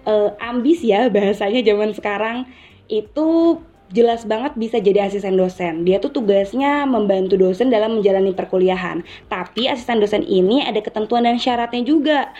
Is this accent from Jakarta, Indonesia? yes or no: no; Karawang, West Java, Indonesia; aku asalnya dari Jawa Barat, tepatnya di daerah Karawang nih.